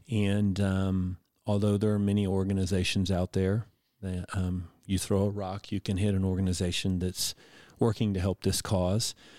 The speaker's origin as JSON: {"language": "English", "town": "Houston", "region": "Texas", "country": "United States", "moved": "yes", "said": "I'm originally from Houston"}